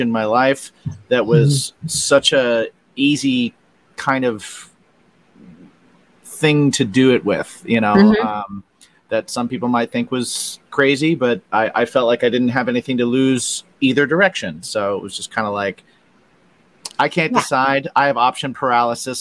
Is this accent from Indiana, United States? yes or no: yes; West Lafayette, Indiana, United States; moved away as an adult; I grew up in Indiana. I grew up in West Lafayette, Indiana